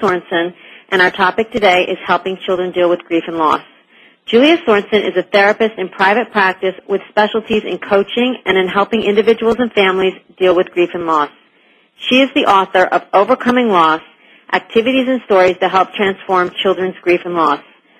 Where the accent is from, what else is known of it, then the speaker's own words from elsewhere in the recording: New York, United States; also born or lived in Connecticut; We moved from Connecticut to upstate New York, and it was huge for me because I loved the school I was in, and I had a lot of friends, and moving was a big transition.